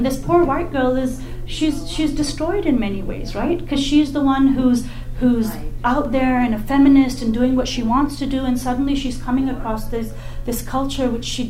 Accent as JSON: {"language": "English", "country": "Saudi Arabia", "tie": "born or raised there", "also_born_or_lived": "England / Pakistan", "said": "as much as I was an immigrant kid in some respects, growing up in Saudi Arabia and England and stuff, I've spent a great number of years in Pakistan, and I go very frequently."}